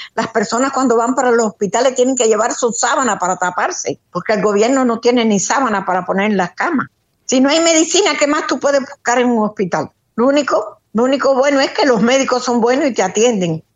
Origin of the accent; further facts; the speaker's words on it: Cuba; moved away as an adult; now in United States; Parte de mi vida la viví en Cuba, ahora que hace 13 años estoy viviendo aquí.